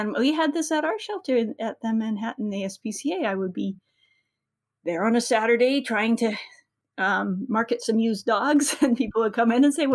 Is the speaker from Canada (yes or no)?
yes; Manitoba, Canada; I grew up in Manitoba in the 70s